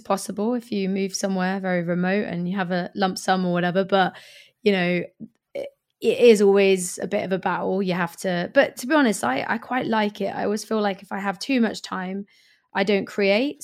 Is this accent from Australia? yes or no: no; Swindon, South West England, United Kingdom; also born or lived in Hackney, London / Greenwich, London; now in London, United Kingdom; my hometown of Swindon